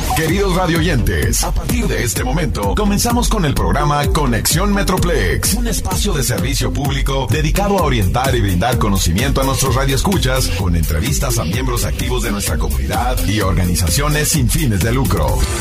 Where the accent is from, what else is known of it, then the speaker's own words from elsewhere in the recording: Guadalajara, Jalisco, Mexico; moved away; yo soy de Guadalajara